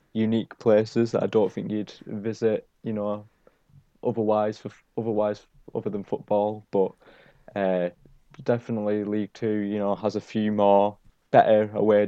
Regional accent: Barrow-in-Furness, North West England, United Kingdom; supporting my hometown club

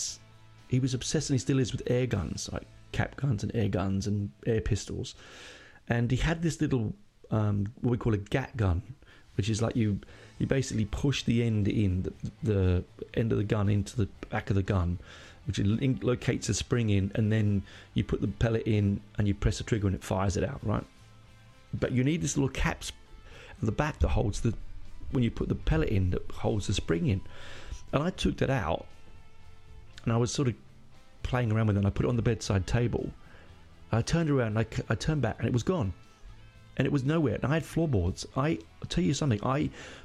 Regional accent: London, United Kingdom; moved away as an adult; also born or lived in Hendon, London; now in Australia; where I grew up in Burnt Oak

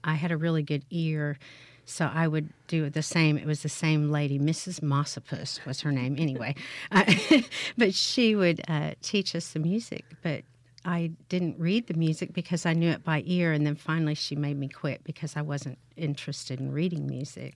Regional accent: Bethany, Oklahoma, United States; moved away as an adult; also born or lived in Indiana / Houston, Texas; now in Hattiesburg, United States; I grew up in, in Bethany, Oklahoma, which was a suburb

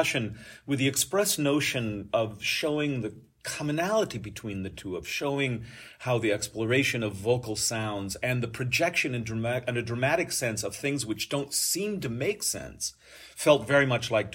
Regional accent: Iowa, United States; moved away as an adult; now in San Diego, United States; I was actually born and raised in Iowa on a farming family, and I live now and have lived for 30-some years in San Diego

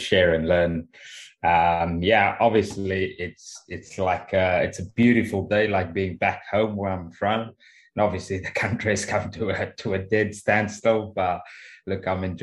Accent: Cape Town, Western Cape, South Africa; moved away as an adult; now in England; born and raised in Cape Town. Left Cape Town at about 23

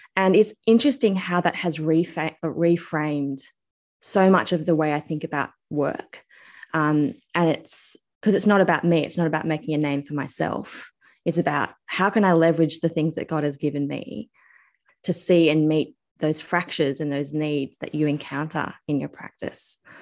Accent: Australia; I'm actually Australian

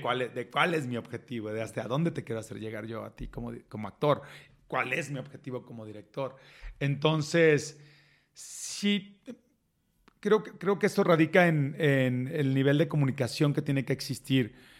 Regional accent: Reynosa, Tamaulipas, Mexico; moved away as an adult; also born or lived in Monterrey; now in Mexico City, Mexico; soy de Reynosa

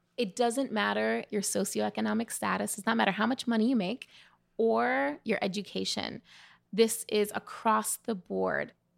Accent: New York City, New York, United States; growing up in the Bronx

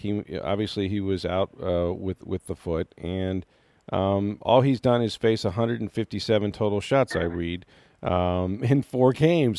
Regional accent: St. Petersburg, Florida, United States; I'm St. Petersburg native

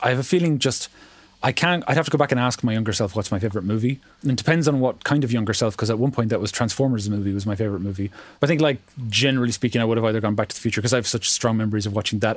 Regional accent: Ireland; as an Irish person

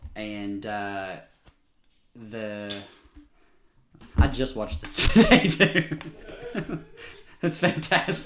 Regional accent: the South, United States; I'm from the South

